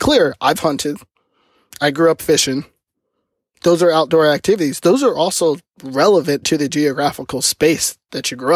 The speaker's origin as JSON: {"language": "English", "region": "the South", "country": "United States", "tie": "born or raised there", "said": "I grew up in the South"}